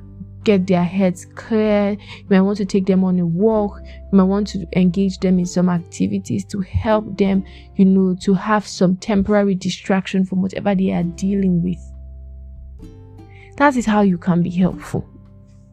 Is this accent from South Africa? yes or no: no; Plateau, Nigeria; I'm from Plateau State, Nigeria